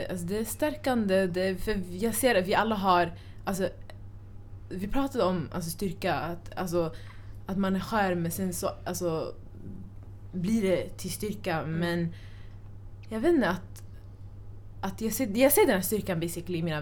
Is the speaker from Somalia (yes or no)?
yes; Somalia; jag är somali